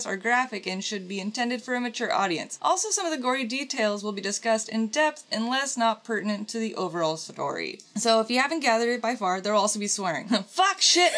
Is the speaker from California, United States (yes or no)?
no; Portland, Oregon, United States; We are from Portland, Oregon